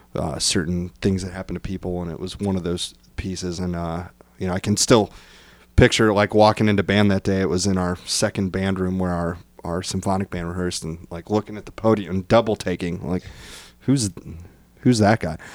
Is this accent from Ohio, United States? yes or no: yes; Bryan, Ohio, United States; I'm from Bryan, Ohio.